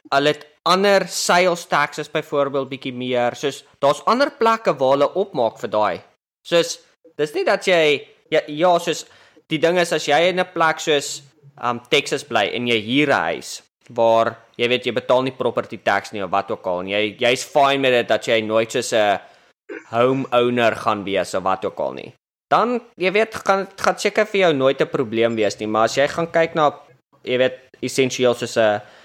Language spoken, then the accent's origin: Afrikaans; South Africa; moved away as an adult; now in United States; toe ek groot geword het in Suid-Afrika